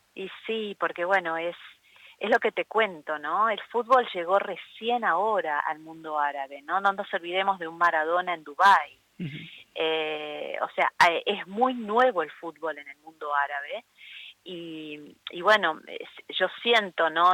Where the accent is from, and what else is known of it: Argentina; moved away